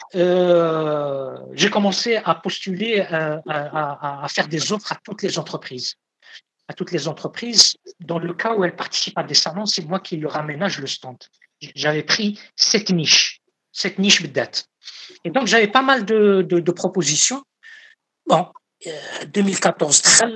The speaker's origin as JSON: {"language": "French", "country": "Algeria", "said": "ici, chez moi, en Algérie"}